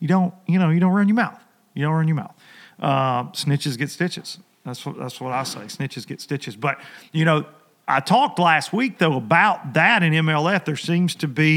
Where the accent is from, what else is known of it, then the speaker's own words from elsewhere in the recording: United States; when I was a kid growing up on the Tennessee River